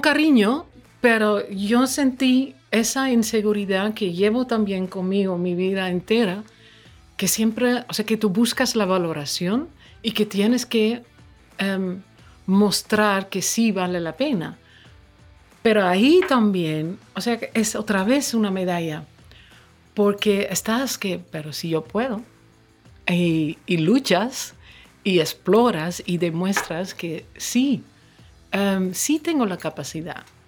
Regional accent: Curaçao; Spanish is a second language; also born or lived in Netherlands / northern Netherlands; now in Dominican Republic; crecí muy cerca de aquí en, en Curazao. Mis primeras memorias son del Caribe.

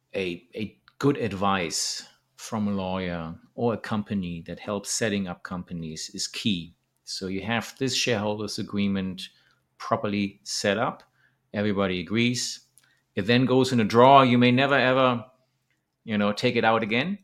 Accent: Germany; moved away as an adult; now in Thailand; Germany, my hometown

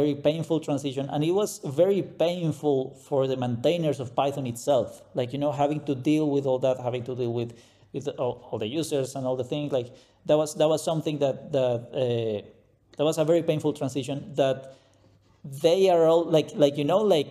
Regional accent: Colombia; English is a second language; moved away as an adult; also born or lived in Saudi Arabia / Bahrain / Dubai; now in Germany; I'm from Colombia, Latin America. That's why the accent

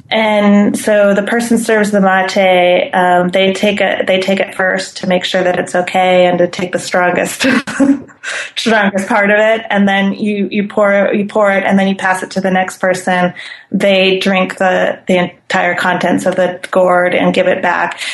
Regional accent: Claremont, California, United States; moved away as an adult; also born or lived in Pasadena / Glendale; now in Villa Carlos Paz, Argentina; I was born and raised in Claremont

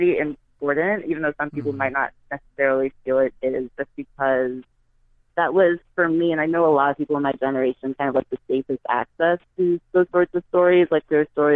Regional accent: U.S. Virgin Islands; I'm from St. Thomas, so there was no Barnes and Noble, no Borders, no bookstores like

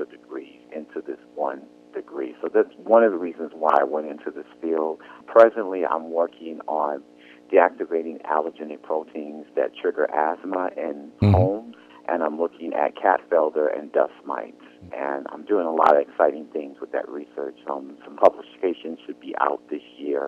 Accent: New York City, New York, United States; also born or lived in New Jersey / Connecticut; I was born in Brooklyn, New York. I went to public school in the city of Brooklyn

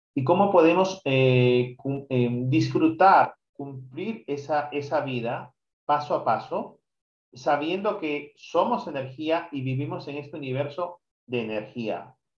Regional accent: Peru; yo soy peruano

